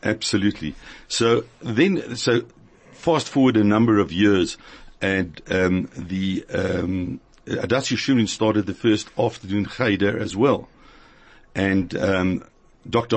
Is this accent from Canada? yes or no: no; Cape Town, Western Cape, South Africa; moved away; also born or lived in Johannesburg; My education started in Cape Town because I was brought up in Cape Town